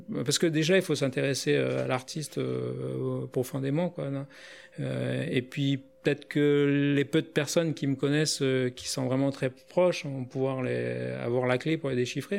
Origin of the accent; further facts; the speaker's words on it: New Caledonia; j'ai grandi en Nouvelle-Calédonie